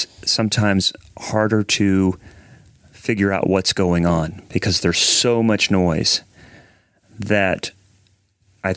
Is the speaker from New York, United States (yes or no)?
no; Central Ohio, United States; we're both from Central Ohio